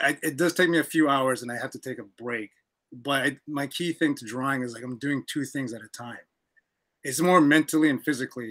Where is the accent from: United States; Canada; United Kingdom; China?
Canada; I'm from Canada